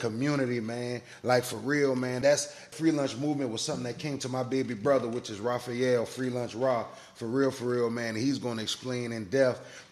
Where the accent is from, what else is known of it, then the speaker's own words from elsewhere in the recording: Charleston, South Carolina, United States; also born or lived in Orangeburg, South Carolina; I was born in Orangeburg, South Carolina, raised in Charleston, South Carolina, graduated from R.B. Stahl High School in North Charleston